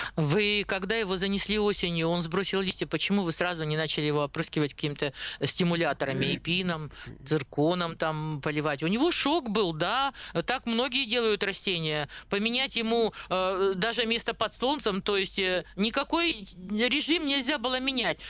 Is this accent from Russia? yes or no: yes; Siberia, Russia; даже мы с Сибиряки